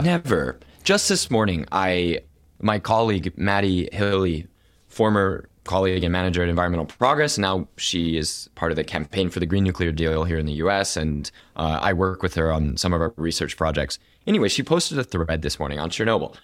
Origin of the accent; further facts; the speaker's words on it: Oklahoma City, Oklahoma, United States; I'm born and raised in Oklahoma City, Oklahoma